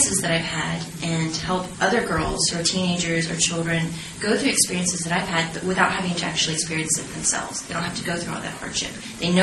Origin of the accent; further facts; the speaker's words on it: Texas, United States; in Texas, in my hometown